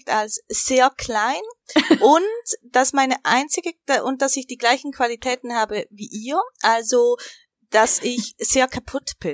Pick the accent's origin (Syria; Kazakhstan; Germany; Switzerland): Switzerland; ich komme aus der Schweiz. Der Akzent tut mir sehr leid